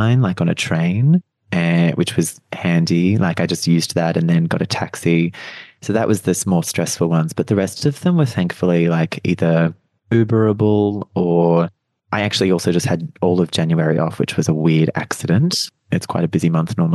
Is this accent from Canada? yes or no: no; Australia; now in Melbourne, Australia; back near my hometown.